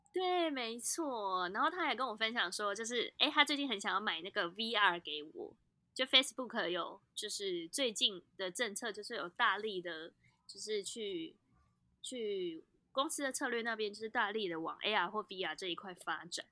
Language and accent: Chinese; Taipei, Taiwan; 身为台北人其实很棒的一件事情是我们拥有一个很棒的山，叫做阳明山